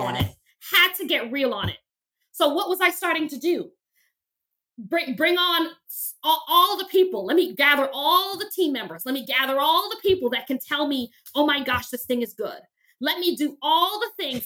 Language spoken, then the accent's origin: English; New York City, New York, United States; I grew up very poor in Crown Heights, Brooklyn